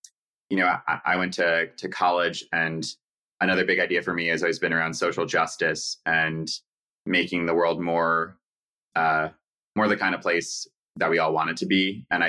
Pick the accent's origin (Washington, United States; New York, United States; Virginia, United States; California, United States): New York, United States; New York City; I guess I'm a stereotype of a New Yorker in that my parents are also from New York. We are Jewish.